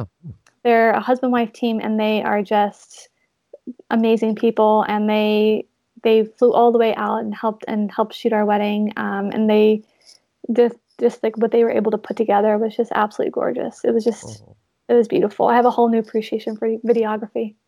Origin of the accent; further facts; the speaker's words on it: North Carolina, United States; now in Los Angeles, United States; growing up in North Carolina, my parents have um, like a little lake